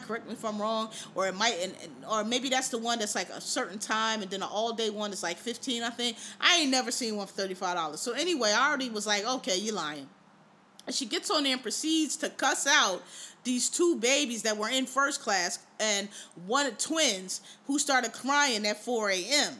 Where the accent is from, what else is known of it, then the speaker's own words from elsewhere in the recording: Philadelphia, Pennsylvania, United States; also born or lived in Washington, D.C.; now in New York, United States; I'm from Philly